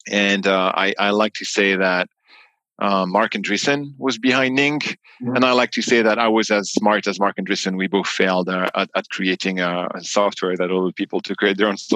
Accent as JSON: {"language": "English", "region": "New York", "country": "United States", "tie": "born there", "also_born_or_lived": "France", "said": "citizen born in New York, so I also have the U.S. passport, which makes me a funny beast um, because I'm both American and French, which is a weird mix."}